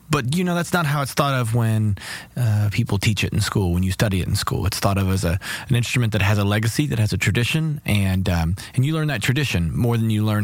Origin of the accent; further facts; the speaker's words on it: Lexington, Kentucky, United States; I grew up in Kentucky. I was around a lot of bluegrass music and a family that loved R&B music, and I studied classical cello.